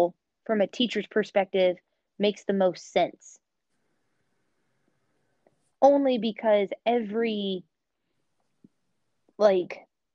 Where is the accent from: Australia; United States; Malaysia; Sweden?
United States; I'm American